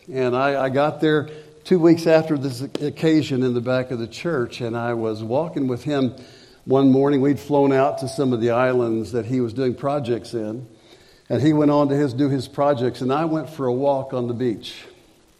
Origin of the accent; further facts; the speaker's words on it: Springfield, United States; I'd come back to my hometown, Springfield